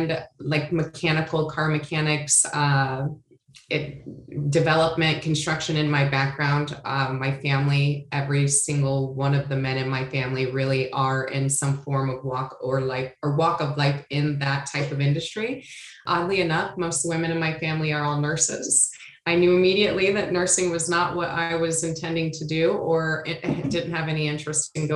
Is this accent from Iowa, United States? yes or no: yes; Iowa, United States; moved away as an adult; also born or lived in San Diego, California; I'm originally from Iowa and graduated high school in Iowa.